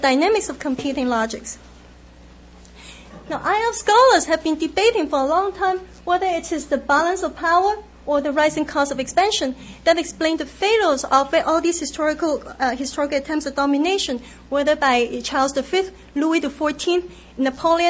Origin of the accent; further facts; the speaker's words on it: Hong Kong; moved away; I grew up in Hong Kong